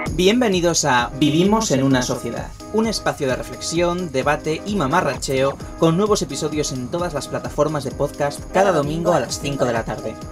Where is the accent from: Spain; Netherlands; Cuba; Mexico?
Spain; En España siempre hemos sido de Reyes Magos